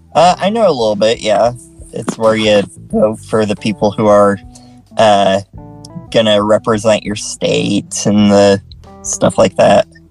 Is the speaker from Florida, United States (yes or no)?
no; Utah, United States; also born or lived in San Antonio, Texas; I'm from Utah.